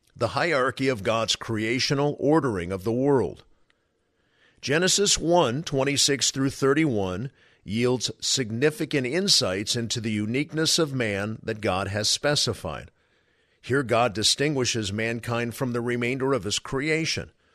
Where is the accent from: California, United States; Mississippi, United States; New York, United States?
California, United States; I am from California